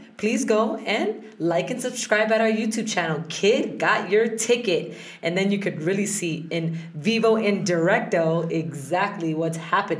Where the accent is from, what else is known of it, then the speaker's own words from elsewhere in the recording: Colombia; I'm a Colombian citizen. I was born in South America. So I have both passports because they give you dual citizenship.